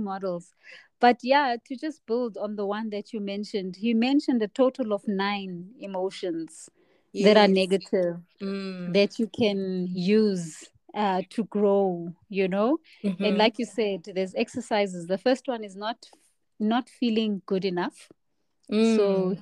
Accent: South Africa; as a South African black woman who speaks Zulu

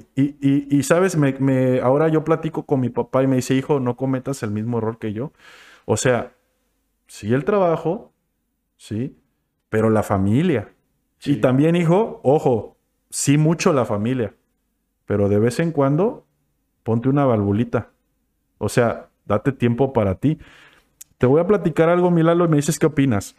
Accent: Acapulco, Guerrero, Mexico; yo crecí en la Colosio y de morro estuve pues por ahí

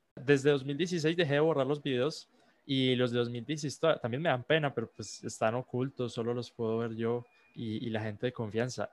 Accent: Colombia; soy un joven de, de, 16 años, soy colombiano

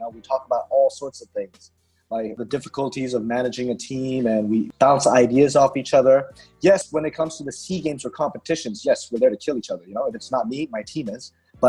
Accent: Myanmar; I'm a local

